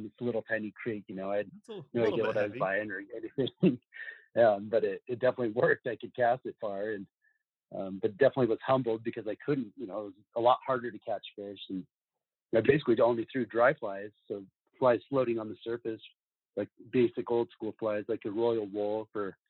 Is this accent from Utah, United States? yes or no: yes; Salt Lake City, Utah, United States; I grew up in Salt Lake City